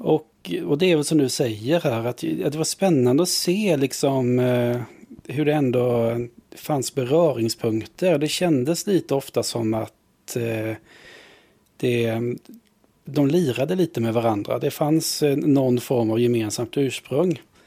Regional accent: Vetlanda, Jönköping County, Sweden; jag växte upp eh, utanför Vetlanda, vi är bibelbältet

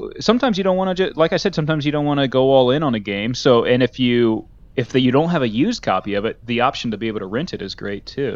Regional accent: United States; being an American

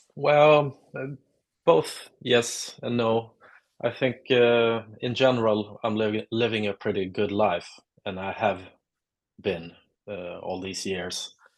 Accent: Lund, Skåne, Sweden; English is a second language; now in Stockholm, Sweden; I'm uh, from uh, a town called Lund in uh, South Sweden. I'm uh, based in Stockholm since many years, but I grew up in the South.

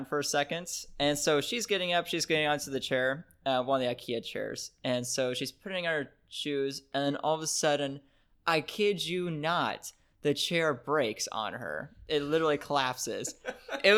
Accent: Seattle, Washington, United States; we're American. I'm from Seattle.

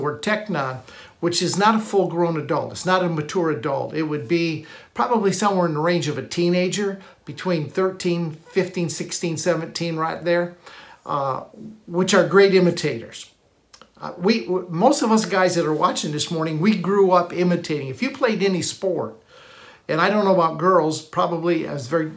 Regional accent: Michigan, United States; I grew up in Michigan

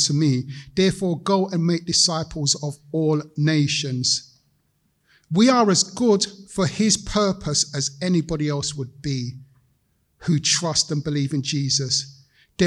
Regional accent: London, United Kingdom; I'm a Londoner, grown up here

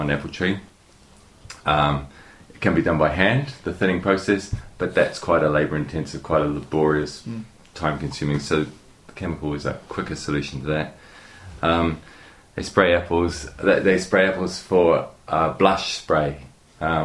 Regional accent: New Zealand; moved away; I'm originally from New Zealand, so during my student days, I worked on an orchard

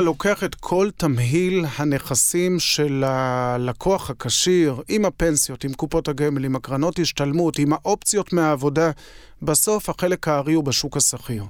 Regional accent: Israel

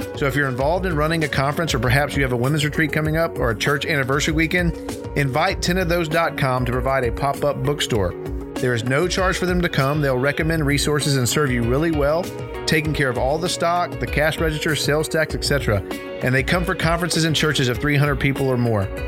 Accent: Dallas, Texas, United States; We grew up in Dallas

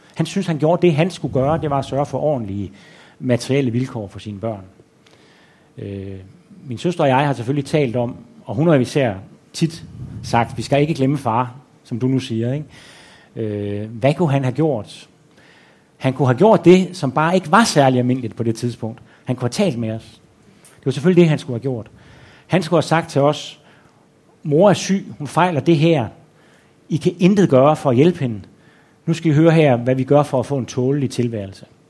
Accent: Aarhus, Central Denmark Region, Denmark; moved away as an adult; now in Copenhagen, Denmark; jeg betragter stadigvæk Aarhus som hjem. Mm-hmm. Altså, mhm. jeg er ikke blevet øh, københavner

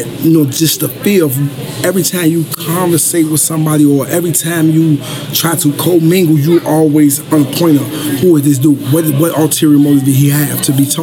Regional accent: Chicago, Illinois, United States; I grew up in the South Side of Chicago, Inglewood neighborhood

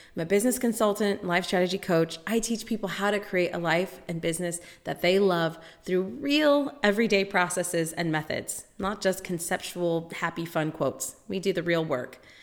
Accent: United States; I'm American

